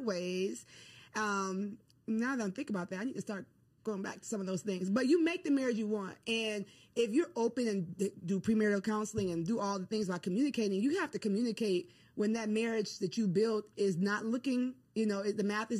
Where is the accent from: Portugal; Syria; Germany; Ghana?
Ghana; I'm from Ghana, West Africa